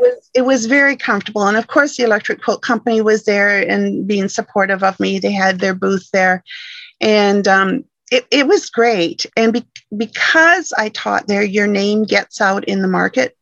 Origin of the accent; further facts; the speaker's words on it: Michigan, United States; moved away as an adult; now in British Columbia, Canada; originally I'm from Michigan, born and raised in Michigan